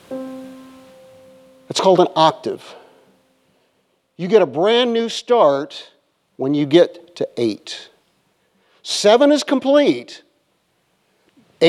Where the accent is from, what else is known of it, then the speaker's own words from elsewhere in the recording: Iowa, United States; moved away as an adult; I grew up in Iowa and lakes freeze there